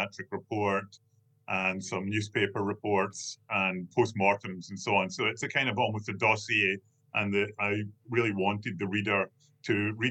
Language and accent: English; Kilmarnock, Scotland, United Kingdom; moved away as an adult; also born or lived in Prague / Portugal / France / London; now in Glasgow, United Kingdom; in Kilmarnock, my hometown